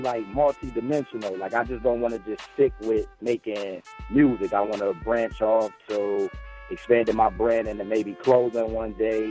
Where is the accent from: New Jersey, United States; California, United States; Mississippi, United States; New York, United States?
New York, United States; Buffalo; I'm from Buffalo, New York